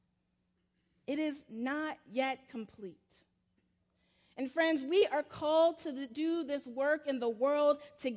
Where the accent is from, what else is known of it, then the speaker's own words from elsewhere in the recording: South Carolina, United States; now in Atlanta, United States; my little small church where I grew up in Calpin, South Carolina